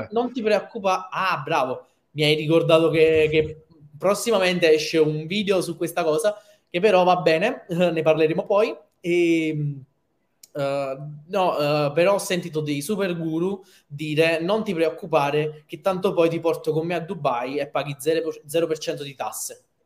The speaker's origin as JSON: {"language": "Italian", "area": "Naples", "region": "Campania", "country": "Italy", "said": "da napoletano, provinciale o che napoletano assoluto"}